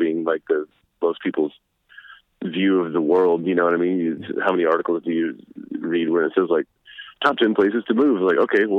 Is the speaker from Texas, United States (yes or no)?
yes; between Natalia and Devine, southeast Texas, United States; born or raised there; also born or lived in San Antonio, Texas